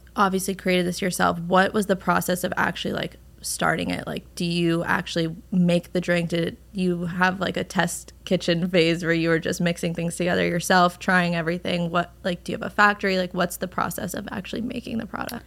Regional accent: Westchester, New York, United States; I'm from Westchester

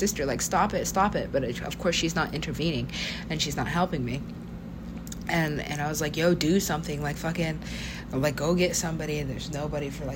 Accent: United States; I am an American

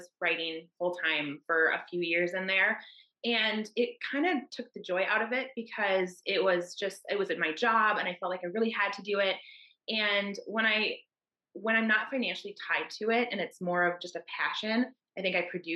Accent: Minnesota, United States; I'm from Minnesota in the US

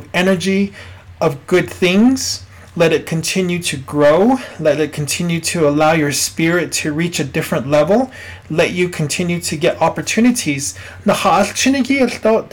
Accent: Twin Lakes, New Mexico, United States; I come from Twin Lakes, New Mexico, which is north of Gallup, near Tohatchee, born and raised there.

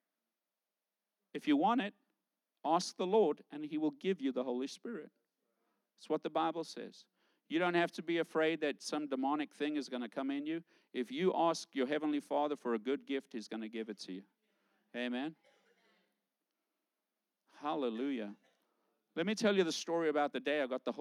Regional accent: South Africa; moved away; I grew up in South Africa.

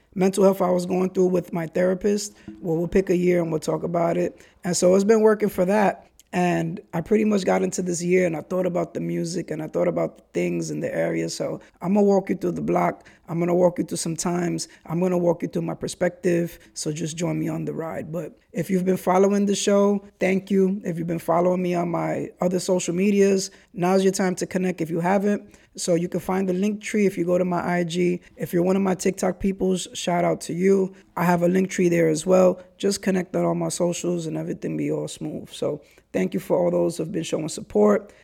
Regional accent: New York City, New York, United States; also born or lived in Brooklyn / Kingsbridge, the Bronx; Highbridge Chronicles in an area of the Bronx that I grew up

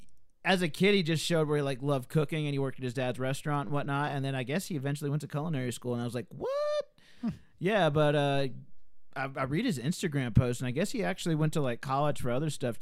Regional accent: Alabama, United States; I'm from Alabama

